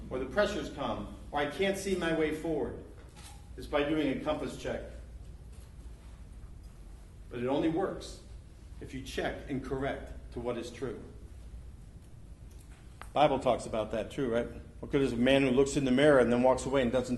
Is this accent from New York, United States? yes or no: yes; New York, United States; also born or lived in Florida; now in Ohio, United States; I grew up in Long Island Sound. I moved to Florida. And then I moved to Ohio